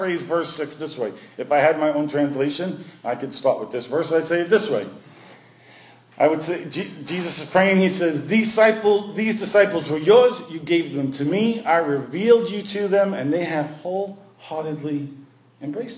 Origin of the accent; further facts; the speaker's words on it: New York City, New York, United States; growing up in Brooklyn